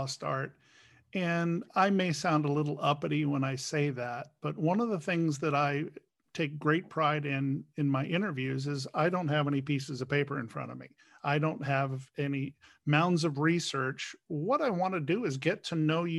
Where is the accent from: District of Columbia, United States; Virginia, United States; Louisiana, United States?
District of Columbia, United States; Washington; I grew up in Washington, D.C. in the 60s and 70s.